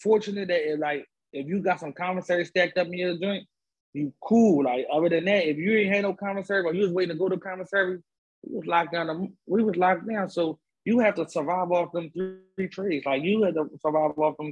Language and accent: English; Philadelphia, Pennsylvania, United States; I'm from Philly